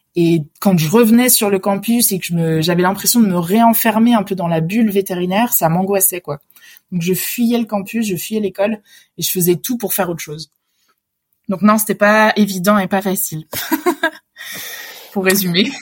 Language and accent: French; Réunion; moved away as an adult; also born or lived in Lyon; j'ai grandi à La Réunion.